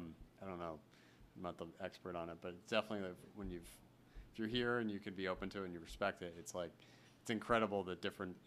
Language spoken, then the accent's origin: English; Connecticut, United States; I'm from Connecticut